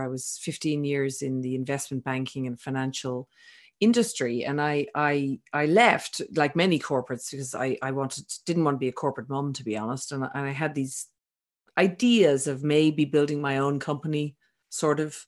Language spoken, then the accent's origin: English; Ireland; also born or lived in Sydney, Australia; now in France; I'm originally from Ireland